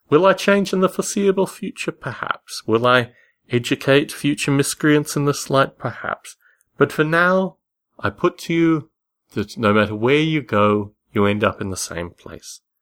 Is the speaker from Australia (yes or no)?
yes; Canberra, Australian Capital Territory, Australia; As a child in Australia, particularly growing up in Canberra, Australia